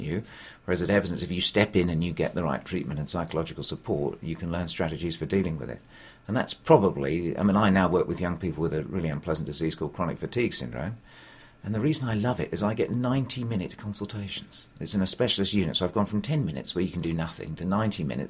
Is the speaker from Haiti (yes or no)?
no; United Kingdom; we're British